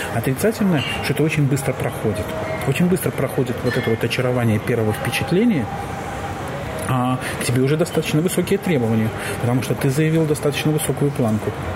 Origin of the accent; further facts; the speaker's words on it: Belarus; moved away as an adult; now in Germany; в той стране, в которой я родился и жил, а я белорус